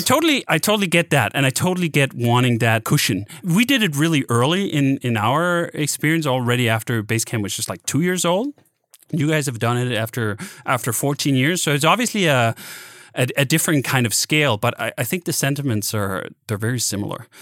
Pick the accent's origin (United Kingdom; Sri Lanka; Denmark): Denmark; now in United States; I grew up in in Denmark